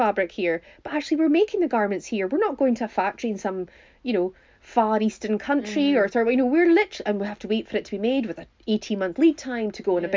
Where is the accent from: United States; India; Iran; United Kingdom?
United Kingdom; Highlands of Scotland; we are from the Highlands of Scotland